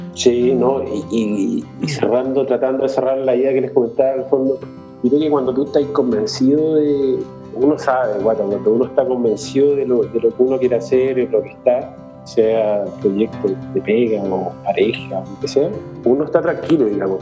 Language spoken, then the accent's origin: Spanish; Santiago, Santiago Metropolitan Region, Chile; yo soy de Santiago